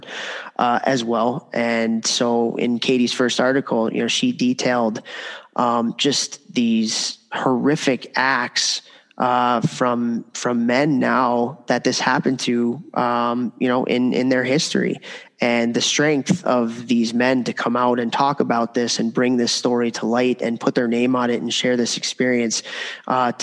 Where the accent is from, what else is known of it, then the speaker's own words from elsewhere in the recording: Chicago, Illinois, United States; I grew up in Chicago at the time that all of this stuff was going on